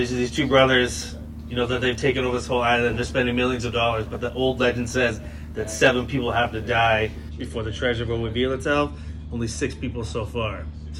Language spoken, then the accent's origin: English; Grand Pré, Nova Scotia, Canada; now in Hong Kong; I grew up in a place called Grand Pre. We had a whopping, I don't know, it's going to hurt you to hear it, but 200 people in our village.